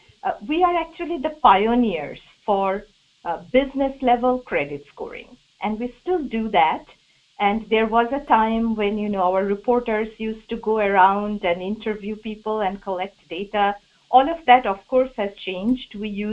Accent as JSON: {"language": "English", "country": "India", "second_language": "English", "moved": "yes", "lives_now": "United States", "said": "Imagine how ironical those things are for me, because as you can guess, I came here from India."}